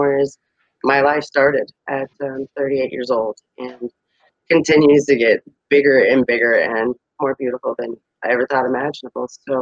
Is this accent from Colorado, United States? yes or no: yes; Colorado, United States; I am from Colorado